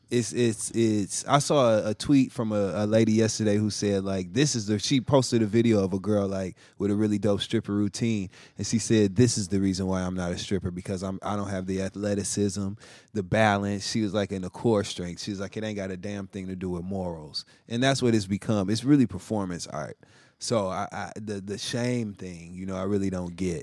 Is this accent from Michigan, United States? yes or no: yes; Flint, Michigan, United States; moved away as an adult; now in New York, United States; I'm from Flint, Michigan